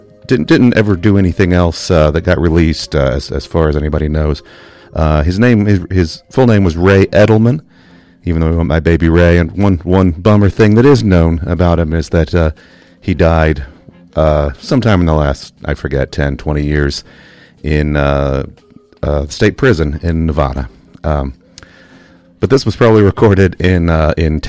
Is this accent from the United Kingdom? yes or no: yes; United Kingdom; now in United States; I grew up in Britain, so I was not able to give blood for years and years in the U.S.